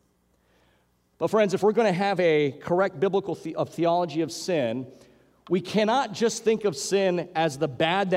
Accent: Hawaii, United States; growing up in Hawaii

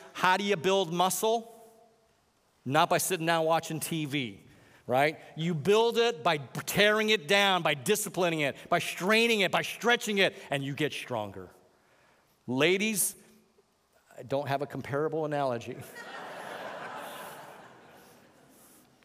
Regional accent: Hawaii, United States; I'm from Hawaii

